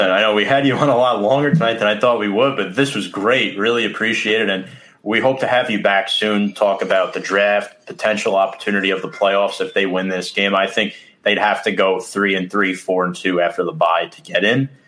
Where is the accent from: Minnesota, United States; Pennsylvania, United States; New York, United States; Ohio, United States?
New York, United States; Queens; I, am from I'm from Queens, and I don't I don't have that New York.